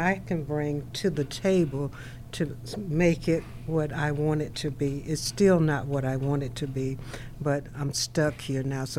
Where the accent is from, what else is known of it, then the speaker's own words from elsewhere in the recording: Macon, Georgia, United States; moved away as an adult; I grew up in Macon, and I left Macon for over 30 years. And I came back, I was just so excited to get back home, but it's not the Macon that I grew up in.